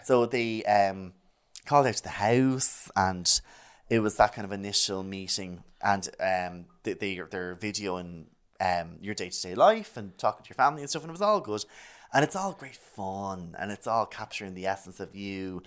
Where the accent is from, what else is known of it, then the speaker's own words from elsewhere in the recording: Malahide, Leinster, Ireland; I'm from Malahide